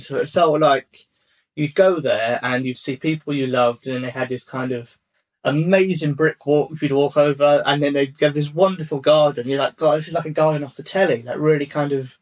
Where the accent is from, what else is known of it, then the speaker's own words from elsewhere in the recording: Hertfordshire, East of England, United Kingdom; I grew up in uh, like the southeast and I grew up in Hertfordshire